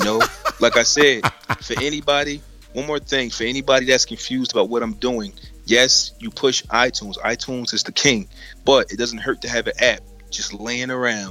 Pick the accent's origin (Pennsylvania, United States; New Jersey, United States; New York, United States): New Jersey, United States; Trenton; accent: Jersey; I'm from Trenton, New Jersey.